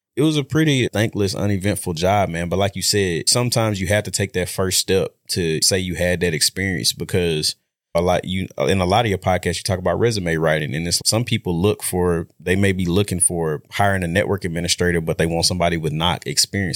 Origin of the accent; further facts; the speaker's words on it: Shreveport, Louisiana, United States; moved away as an adult; now in Dallas, United States; I'm from Shreveport, Louisiana. Went to Huntington High School